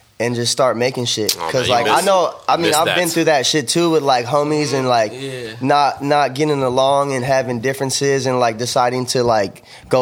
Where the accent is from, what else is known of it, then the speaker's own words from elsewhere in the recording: South Bay, California, United States; we're from South Bay